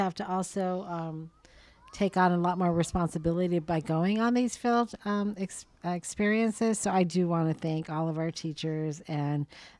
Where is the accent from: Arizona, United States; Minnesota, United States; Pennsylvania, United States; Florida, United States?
Arizona, United States; We didn't get the memo where I went to school here in Arizona.